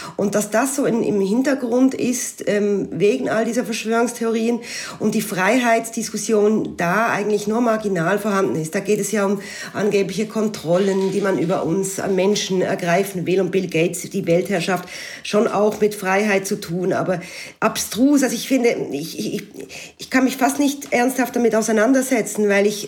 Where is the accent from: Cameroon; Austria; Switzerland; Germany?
Switzerland; moved away as an adult; now in Alsace, France